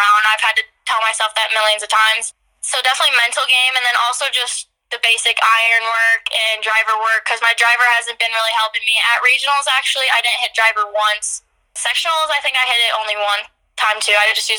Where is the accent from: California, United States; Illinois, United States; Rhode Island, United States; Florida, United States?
Illinois, United States; Dixon; I come from Dixon, obviously, which is a pretty small town